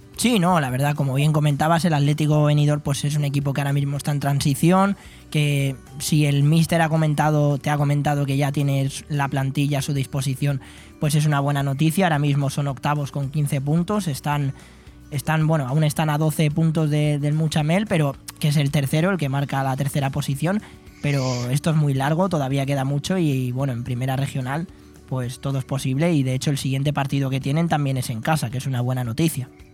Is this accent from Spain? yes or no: yes; Spain; somos así los españoles